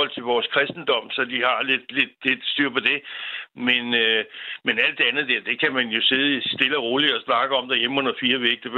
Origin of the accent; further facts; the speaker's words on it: Denmark; os som danskere